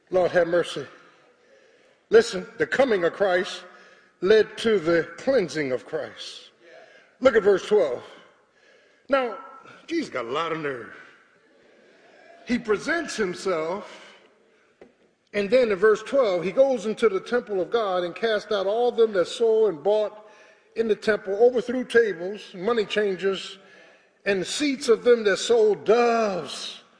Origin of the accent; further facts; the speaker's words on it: Philadelphia, Pennsylvania, United States; I'm from the hood, man. Born and bred in South Philly.